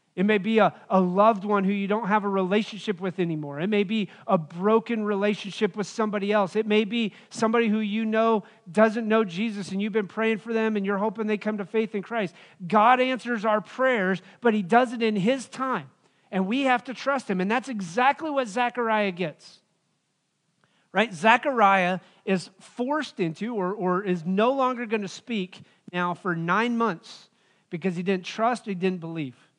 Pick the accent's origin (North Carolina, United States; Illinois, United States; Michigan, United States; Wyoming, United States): Wyoming, United States; moved away; growing up in Wyoming, living out there